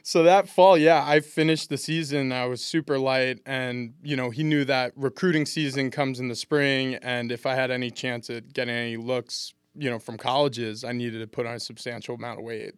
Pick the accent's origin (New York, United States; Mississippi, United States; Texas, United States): New York, United States; East Meadow; we moved to a, a town which I really call my hometown, East Meadow.